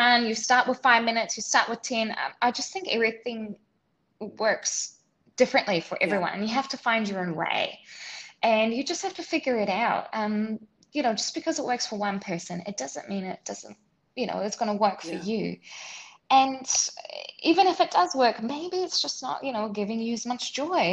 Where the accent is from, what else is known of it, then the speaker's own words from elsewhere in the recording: New Zealand; moved away as an adult; also born or lived in Switzerland / New York City; now in Singapore; So I grew up in New Zealand, and then I lived in Switzerland, then I lived in New York City, and now I'm in Singapore